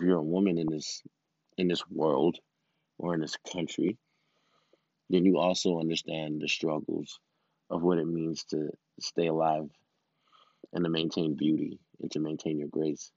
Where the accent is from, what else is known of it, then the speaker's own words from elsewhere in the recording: Miami, Florida, United States; I'm from Miami, first generation